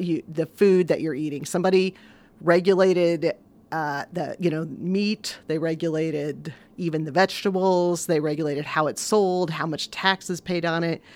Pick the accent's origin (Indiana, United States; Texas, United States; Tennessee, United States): Indiana, United States; Vincennes; Born and raised in Vincennes